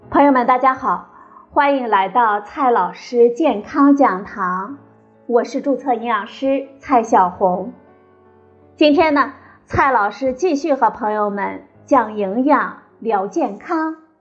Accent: China; 我们中国人呢，喜欢喝热水，觉得热水可以养生

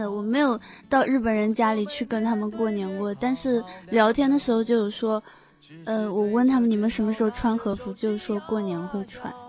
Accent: Zhejiang, China; 嗯，好，我的家乡是浙江，但是我完全不了解浙江的春节习俗

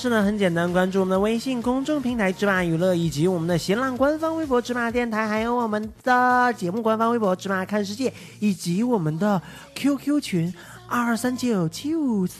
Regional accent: Taiwan; 我其实是台湾来的。

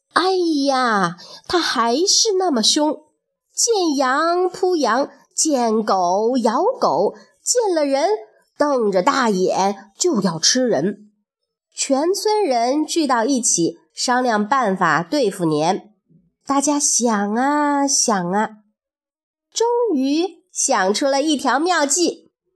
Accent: China; 春节呀，是我们中国人最重要的节日

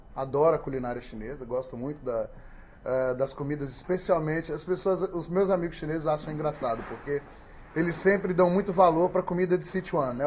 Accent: Brazil; now in China; Sou brasileiro

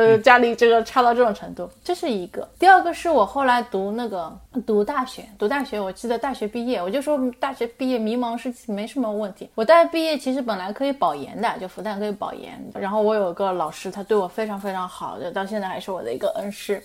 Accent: Shanghai, China; moved away as an adult; also born or lived in Iowa, United States; now in Los Angeles, United States; 如果我不是出生成长在上海， 我可能得不到这么多的东西

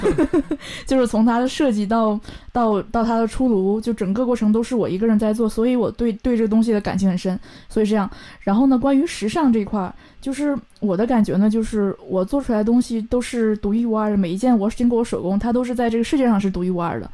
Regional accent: Northeast China, China; moved away; also born or lived in Beijing; 我是北方人，我是地道的东北人

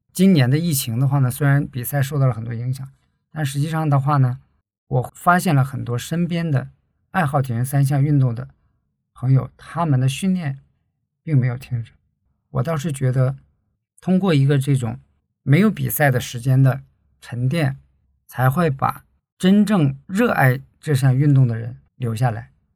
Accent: Heilongjiang, China; moved away as an adult; now in Guangzhou, China; 我呢是出生在黑龙江，大学毕业后就到广州工作了，主要从事内部审计的工作

